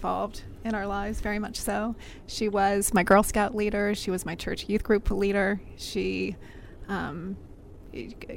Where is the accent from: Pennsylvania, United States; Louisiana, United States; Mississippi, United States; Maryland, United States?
Maryland, United States; Brookville; From a town called Brookville, Maryland, out near Olney, Maryland.